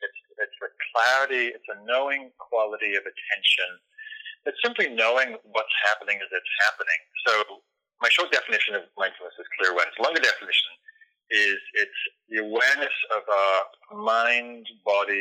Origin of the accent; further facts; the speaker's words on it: England, United Kingdom; moved away; also born or lived in London; I was raised in England, and was in London at the time